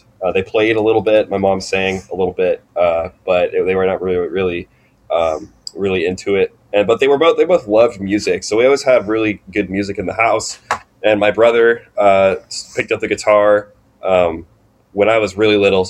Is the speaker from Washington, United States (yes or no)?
yes; Vancouver, Washington, United States; moved away as an adult; now in Eugene, United States; I'm from Vancouver, Washington